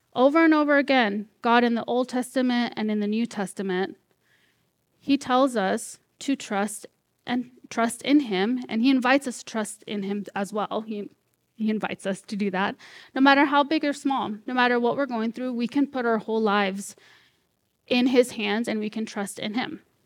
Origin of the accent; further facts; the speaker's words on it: Corning, California, United States; moved away as an adult; also born or lived in Red Bluff, California; now in Vancouver, Washington, United States; born and raised here, well, in Corning, so, like, fifteen minutes away